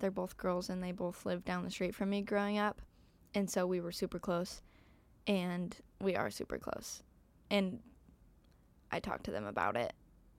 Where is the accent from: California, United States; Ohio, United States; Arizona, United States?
Arizona, United States; I am from Arizona.